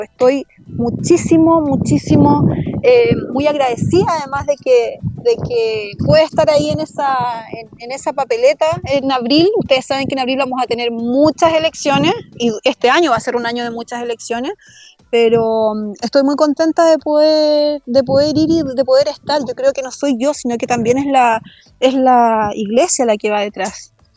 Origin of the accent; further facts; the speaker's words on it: El Bosque, Santiago Metropolitan Region, Chile; la comuna donde, donde yo crecí, donde yo nací, que es la comuna del bosque